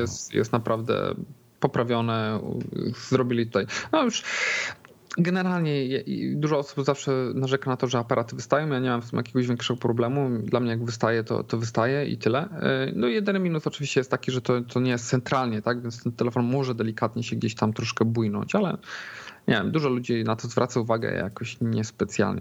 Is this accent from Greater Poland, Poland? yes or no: yes; Poznań, Greater Poland, Poland; jestem akurat z Poznania